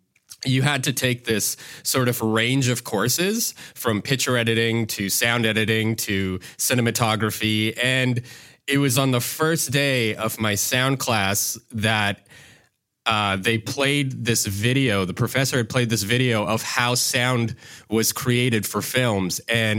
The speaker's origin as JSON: {"language": "English", "town": "Yellowknife", "region": "Northwest Territories", "country": "Canada", "tie": "born or raised there", "said": "So for me, I grew up in Yellowknife, of all places, Yellowknife Northwest Territories, which is pretty far north in Canada, for those who don't know."}